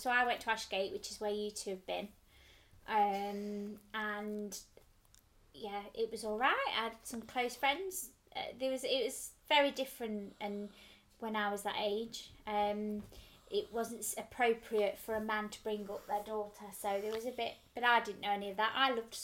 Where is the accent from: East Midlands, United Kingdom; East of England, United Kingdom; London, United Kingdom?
East Midlands, United Kingdom; Derby; I grew up in Derby, lived with my dad, just me and my dad